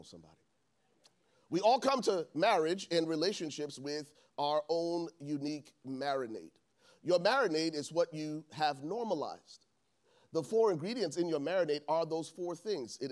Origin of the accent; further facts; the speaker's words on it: Liberia; moved away; I grew up in Liberia, West Africa